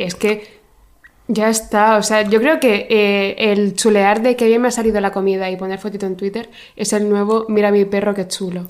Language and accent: Spanish; Region of Murcia, Spain; vengo de Murcia, que es básicamente el infierno en la tierra